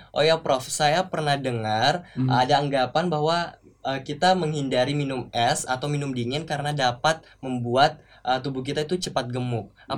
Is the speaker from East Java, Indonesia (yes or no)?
no; Makassar, South Sulawesi, Indonesia; di daerah saya, Makassar